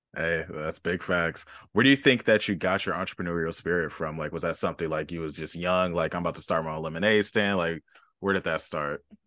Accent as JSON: {"language": "English", "town": "Los Angeles", "region": "California", "country": "United States", "tie": "born or raised there", "said": "I grew up near Jesse Owens Park off of, like, Century and Western"}